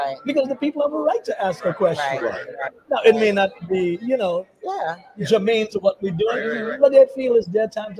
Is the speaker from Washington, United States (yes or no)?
no; New York City, New York, United States; born or raised there; also born or lived in Trinidad